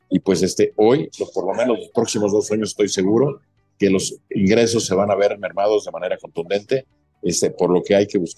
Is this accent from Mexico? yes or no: yes; Acapulco, Guerrero, Mexico; born there; padres se casaron ahí, justamente yo nueve meses después eh, nací, por eso de alguna forma digo que provengo de Acapulco